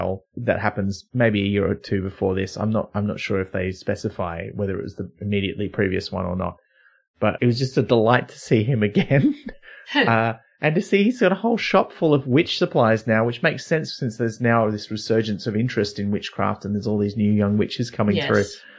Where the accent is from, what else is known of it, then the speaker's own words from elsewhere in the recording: near Byron Bay, New South Wales, Australia; I grew up near Byron Bay.